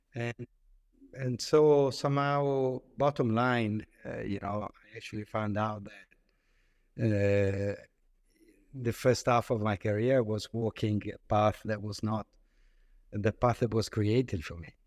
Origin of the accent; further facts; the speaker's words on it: Italy; moved away as an adult; also born or lived in France / London; I grew up in Italy